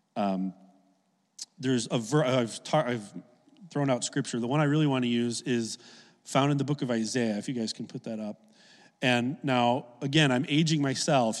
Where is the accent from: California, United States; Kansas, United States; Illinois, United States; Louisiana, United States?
Illinois, United States; Oak Lawn; I grew up in Oak Lawn, a south suburb of Chicago